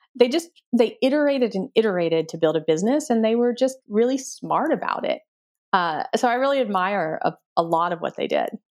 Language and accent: English; Texas, United States; moved away as an adult; also born or lived in Stanford, California / Silicon Valley; I grew up in Texas in a small town.